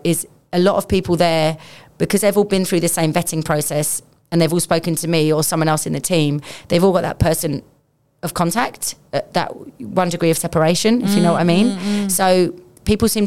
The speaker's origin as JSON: {"language": "English", "region": "London", "country": "United Kingdom", "said": "I'm also from London"}